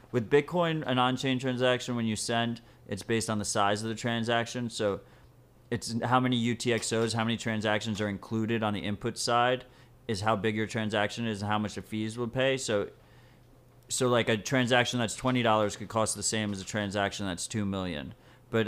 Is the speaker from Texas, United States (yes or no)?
no; New York City, New York, United States; I feel that as a New Yorker.